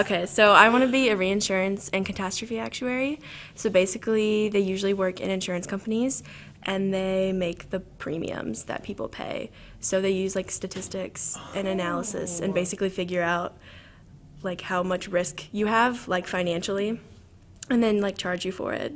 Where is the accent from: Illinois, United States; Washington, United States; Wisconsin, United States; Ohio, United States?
Illinois, United States; Southern; moved away as an adult; also born or lived in Chicago, Illinois; I'm from Southern Illinois, and I cool. moved around a little bit. Um, so I was born in a really small town with like 1,400 people, and I lived there until like middle school